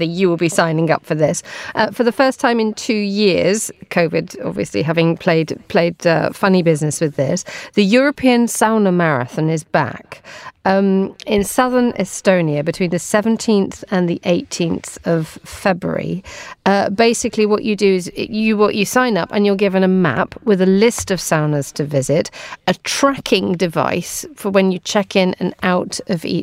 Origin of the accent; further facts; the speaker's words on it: United Kingdom; I'm British